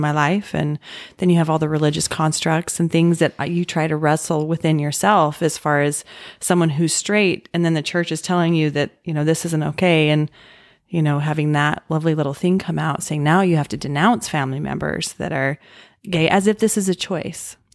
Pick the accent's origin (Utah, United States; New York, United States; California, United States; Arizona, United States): Utah, United States; I grew up in Utah